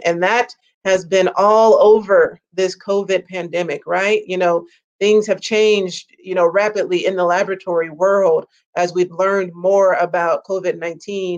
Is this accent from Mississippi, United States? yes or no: yes; Mississippi, United States; now in Texas, United States; I'm originally from Mississippi